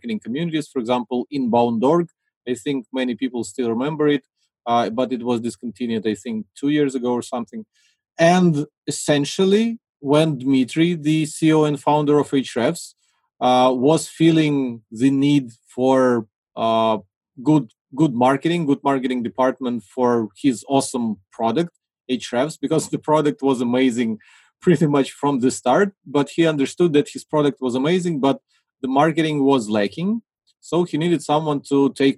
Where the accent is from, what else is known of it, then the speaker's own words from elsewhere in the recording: Ukraine; I'm from Ukraine